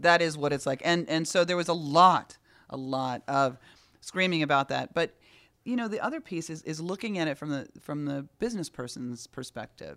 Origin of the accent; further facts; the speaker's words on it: New York City, New York, United States; As a New Yorker